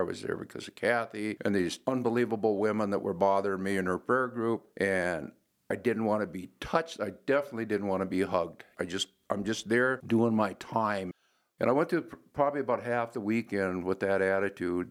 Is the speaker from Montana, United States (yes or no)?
yes; Glendive, Montana, United States; moved away; also born or lived in Western South Dakota; I'm originally from Glendive, Montana.